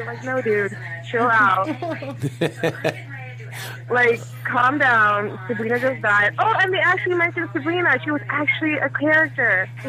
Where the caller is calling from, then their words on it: Florida, United States; from Florida.